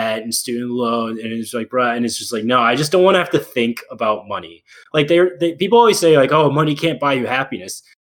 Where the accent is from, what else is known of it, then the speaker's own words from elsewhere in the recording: United States; I feel like I can't as an American.